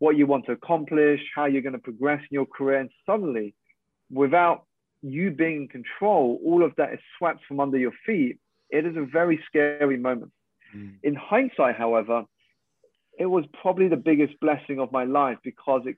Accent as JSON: {"language": "English", "country": "United Kingdom", "tie": "born or raised there", "said": "I'm a Malaysian Chinese. I was born here in the UK to two Malaysian parents"}